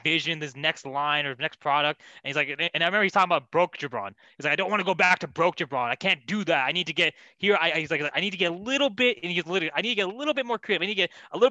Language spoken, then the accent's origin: English; California, United States; I'm from Cali